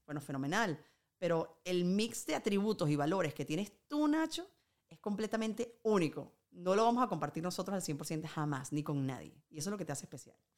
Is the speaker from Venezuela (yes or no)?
yes; Venezuela; now in Spain